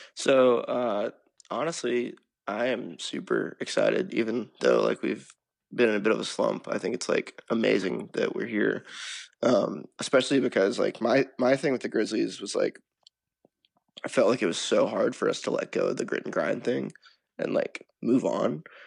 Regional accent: Memphis, Tennessee, United States; now in Nashville, United States; we're from Memphis

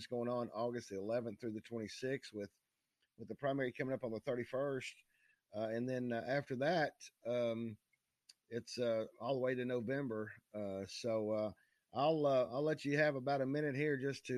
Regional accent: East Knox County, Tennessee, United States; I grew up in East Knox County, just across the Holston River.

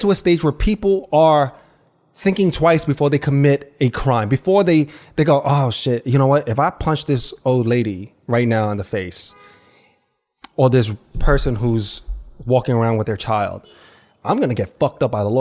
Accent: New York, United States; I grew up on the Lower East Side

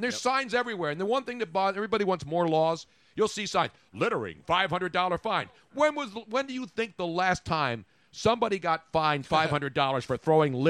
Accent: Philadelphia, Pennsylvania, United States; I was a lifelong Democrat growing up in Philly

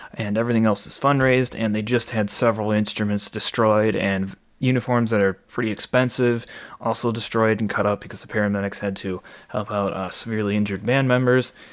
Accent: Waukesha, Wisconsin, United States; born or raised there

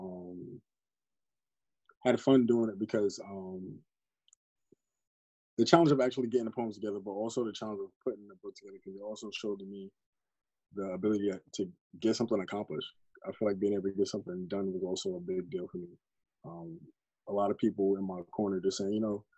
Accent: New York, United States; moved away as an adult; also born or lived in Pennsylvania; So I'm originally from New York. I was living in Pennsylvania for a while, working out there

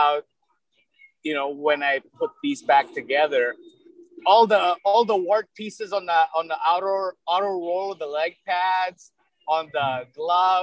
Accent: Philippines; now in United States; I was born in the Philippines

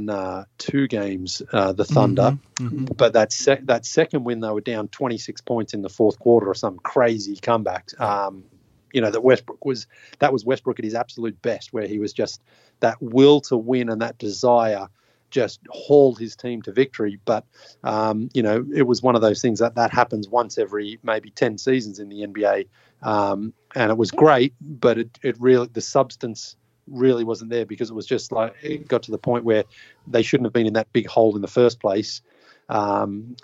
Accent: Australia; moved away as an adult; also born or lived in Toronto; I grew up in Australia

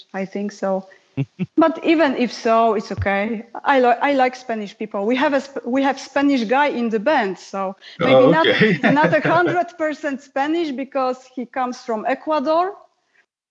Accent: Poland; first language Polish; English is a second language; Polish is my first language

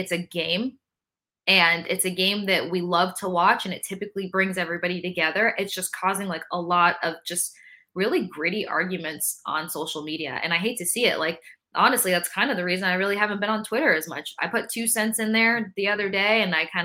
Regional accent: Tampa, Florida, United States; I grew up in Tampa

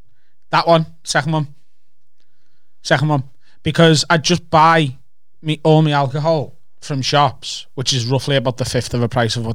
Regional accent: Liverpool, North West England, United Kingdom; accent: Scouse

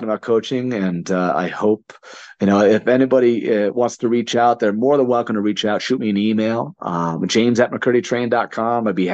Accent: Connecticut, United States; moved away; I'm born and raised in Connecticut.

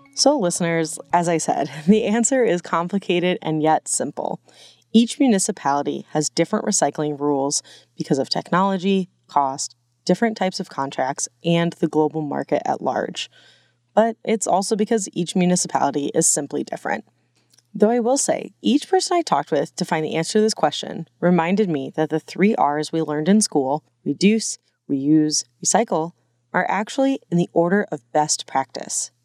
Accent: Glendale, Arizona, United States; I grew up in the West Valley, in Glendale

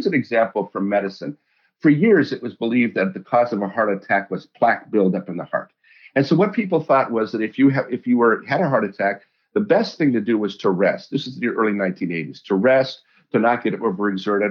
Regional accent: Colorado, United States; I grew up in Colorado

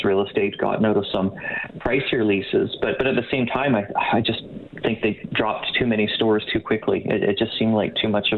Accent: Canada; we're Canadian here

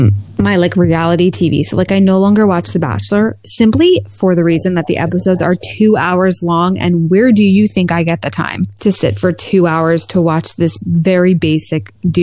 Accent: New York, United States; accent: New York

